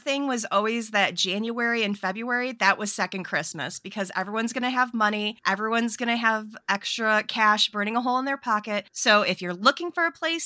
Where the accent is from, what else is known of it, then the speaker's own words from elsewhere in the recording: Michigan, United States; my hometown